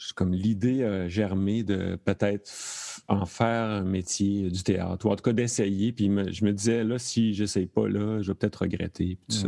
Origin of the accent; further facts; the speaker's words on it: Thetford Mines, Quebec, Canada; now in Montreal, Canada; je suis originaire de Thetford Mines